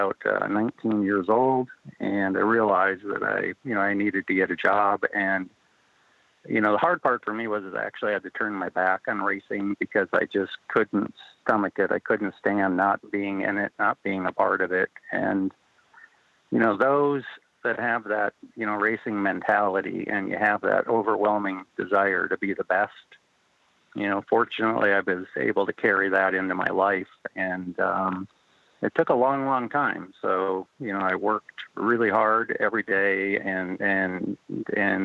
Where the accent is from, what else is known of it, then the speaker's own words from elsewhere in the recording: North Dakota, United States; I grew up in North Dakota